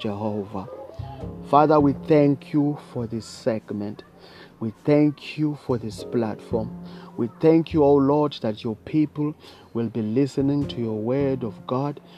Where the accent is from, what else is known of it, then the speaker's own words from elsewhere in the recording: South Africa; I come from South Africa